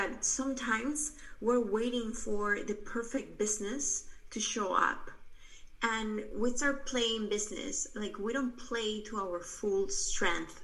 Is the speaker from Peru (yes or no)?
yes; Peru; moved away; I'm original from Peru. I'm actually right now here in Peru. I came back right before quarantine started.